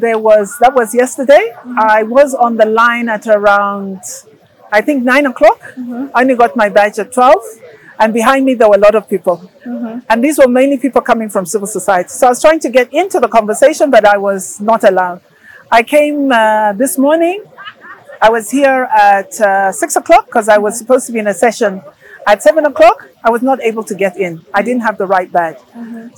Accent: Zambia; English is a second language; I know that I come from, for instance, I came from Zambia to here.

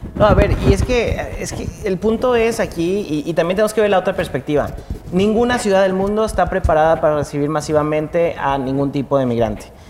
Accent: Mexico; lo que somos como mexicanos

